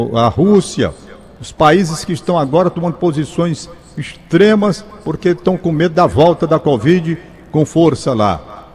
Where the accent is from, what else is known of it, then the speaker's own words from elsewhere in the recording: Brazil; sou brasileiro